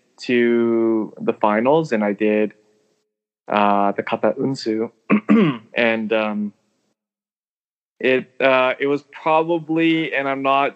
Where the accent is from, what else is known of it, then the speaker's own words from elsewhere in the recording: Canada; moved away; also born or lived in Hong Kong (ancestry) / Tokyo, Japan; I'm Chinese Canadian